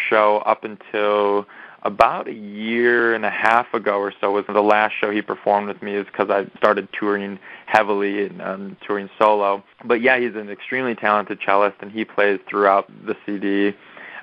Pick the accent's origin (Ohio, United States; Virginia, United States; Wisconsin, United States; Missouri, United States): Wisconsin, United States; Madison; moved away as an adult; also born or lived in Minneapolis, Minnesota; now in Los Angeles, United States; I grew up in Wisconsin and in Madison, with where my parents still live